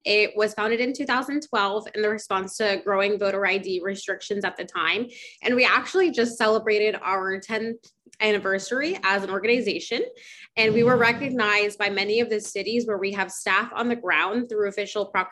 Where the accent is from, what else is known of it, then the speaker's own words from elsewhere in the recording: Orlando, Florida, United States; I'm from Orlando